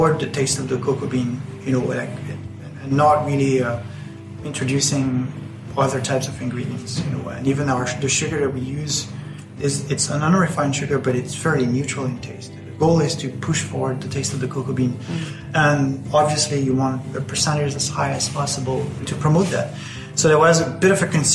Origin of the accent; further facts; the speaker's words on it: France; now in Ireland; I grew up in France.